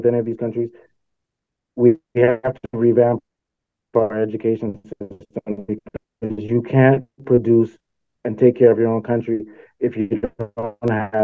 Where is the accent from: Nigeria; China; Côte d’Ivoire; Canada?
Nigeria; also born or lived in South Africa; now in Northern Virginia, United States; I'm from Nigeria